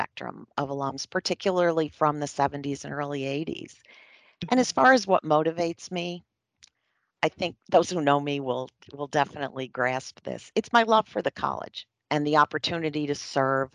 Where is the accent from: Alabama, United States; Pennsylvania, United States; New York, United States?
New York, United States; Western; I grew up in Western New York